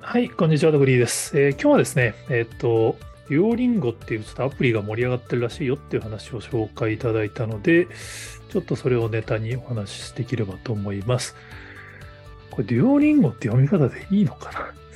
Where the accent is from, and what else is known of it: Japan